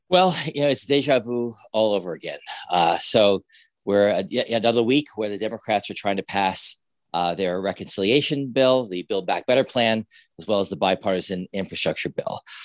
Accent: New Jersey, United States; I'm from New Jersey

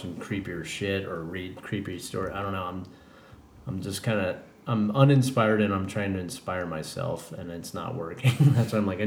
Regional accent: Colorado, United States; now in California, United States; I'm from Colorado

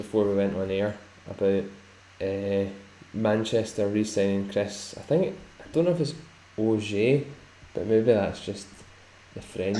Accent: Sweden; Growing up in Sweden, you tend to get that.

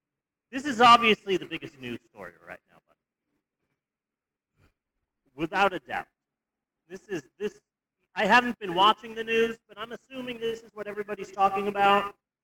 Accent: United States; Technically, I am American, so that's one plus.

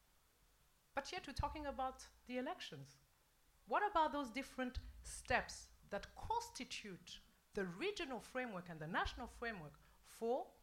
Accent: Burundi; born or raised there

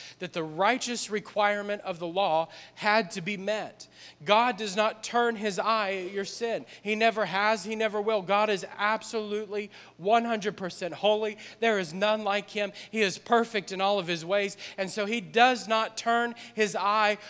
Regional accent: New Orleans, Louisiana, United States; moved away; we're from New Orleans.

